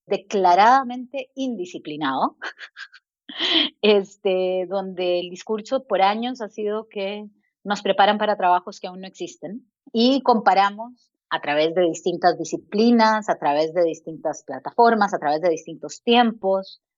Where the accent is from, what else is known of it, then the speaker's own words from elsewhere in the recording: Costa Rica; moved away as an adult; also born or lived in United States / Chile; Soy costarricense, mi familia es chilena